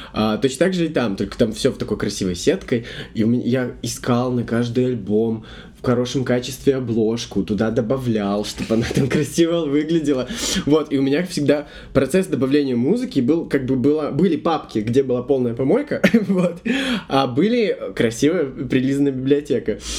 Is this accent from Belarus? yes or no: yes; Belarus; я не из Минска, я рос в небольшом городе